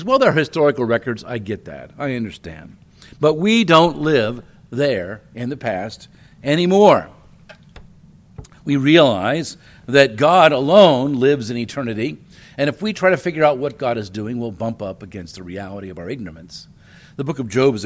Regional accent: Wilmington, Delaware, United States; also born or lived in Chicago, Illinois; I was born in Chicago, a big city. We moved when I was 2 to Wilmington, Delaware, and that's a medium-sized city. And we lived in an older neighborhood.

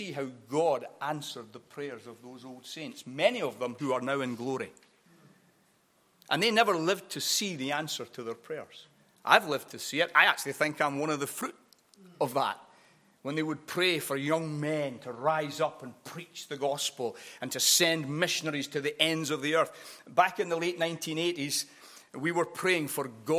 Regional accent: Edinburgh, Scotland, United Kingdom; also born or lived in Glasgow; I grew up in a small Baptist church on the east side of Edinburgh. Although I was born in Glasgow, I grew up on the east side of Scotland mainly.

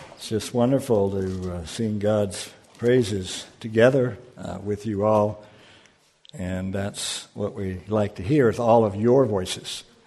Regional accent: United States; I'm an American

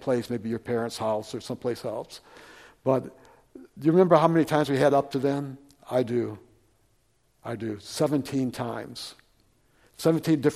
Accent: Flint, Michigan, United States; moved away; I grew up in Flint, Michigan

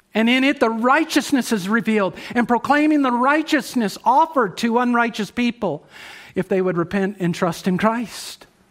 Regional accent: United States

